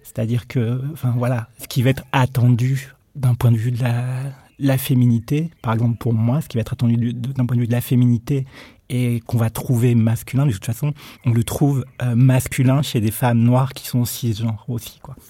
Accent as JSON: {"language": "French", "area": "Nord-Pas-de-Calais", "region": "Hauts-de-France", "country": "France", "tie": "born or raised there", "said": "J'ai grandi dans le Nord-Pas-de-Calais"}